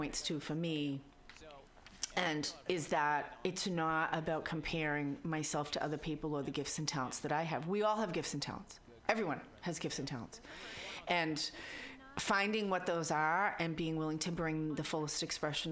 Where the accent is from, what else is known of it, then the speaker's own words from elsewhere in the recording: Boston, Massachusetts, United States; accent: Boston; my Boston accent